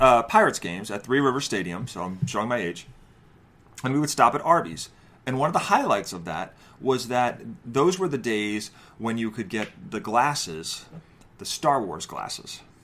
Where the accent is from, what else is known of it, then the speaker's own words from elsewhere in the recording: New Jersey, United States; moved away; also born or lived in New York; I'm from New Jersey and New York before that, where bagels are a thing.